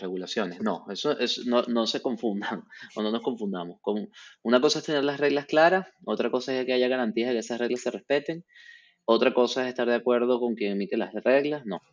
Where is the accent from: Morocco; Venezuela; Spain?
Venezuela; yo como venezolano y representante de una empresa venezolana de mining